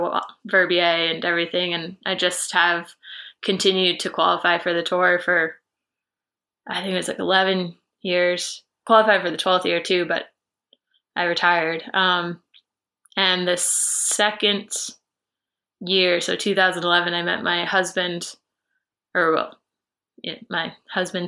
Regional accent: United States; moved away as an adult; also born or lived in Massachusetts / Maine / Tahoe; now in Sweden; I grew up in the East Coast, between Massachusetts and Maine

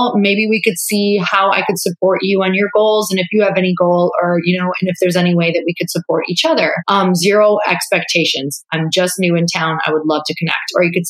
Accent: Midwest, United States; now in California, United States; I'm 31 years old. Like, I'm from the Midwest. It's moving from the Midwest to California is like moving to another country, because they truly speak a different language than I was.

